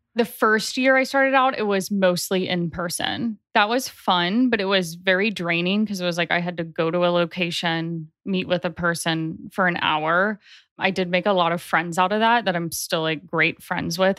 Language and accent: English; Nashville, Tennessee, United States; also born or lived in Chicago, Illinois; I grew up in Nashville, Tennessee. I was born in Chicago